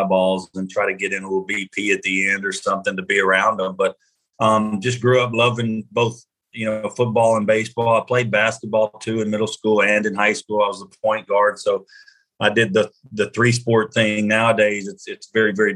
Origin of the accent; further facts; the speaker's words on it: Louisiana, United States; I'm from Louisiana, so I grew up a long ways from Canada